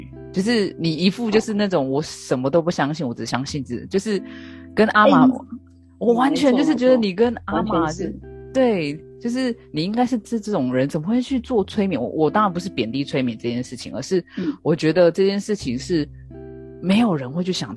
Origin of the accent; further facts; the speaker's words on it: Taiwan; 他们哦，他们，我是台湾人。